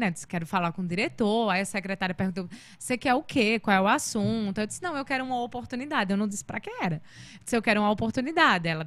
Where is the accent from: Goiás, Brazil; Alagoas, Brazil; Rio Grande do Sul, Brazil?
Alagoas, Brazil; Maceió; born there; Então, eu nasci em Maceió. Todo mundo acha que eu sou de M